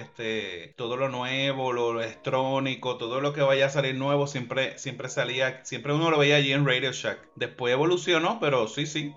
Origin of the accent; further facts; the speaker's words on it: Puerto Rico; also born or lived in Levittown, Puerto Rico / Cayey, Puerto Rico; nosotros somos de Puerto Rico